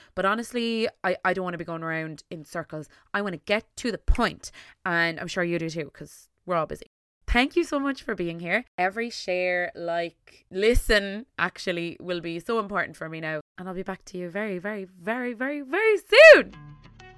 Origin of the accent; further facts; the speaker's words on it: Tipperary, Munster, Ireland; I am from Tipperary in Ireland